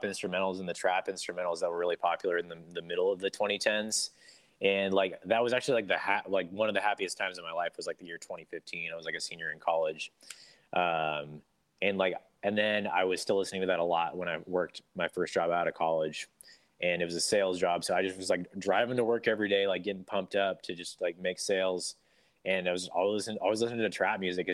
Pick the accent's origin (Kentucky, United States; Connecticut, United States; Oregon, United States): Oregon, United States; Portland; I grew up in Portland, Oregon